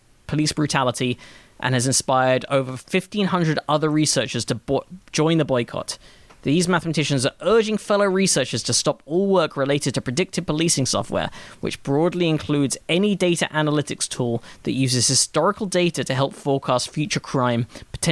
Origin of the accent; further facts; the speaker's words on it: London, United Kingdom; growing up in London.